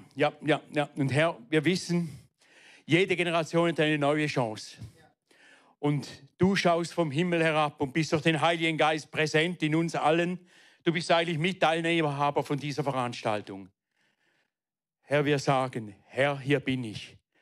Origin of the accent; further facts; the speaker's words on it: Weinfelden, Thurgau, Switzerland; also born or lived in Frauenfeld; Ich bin aufgewachsen in Weinfelden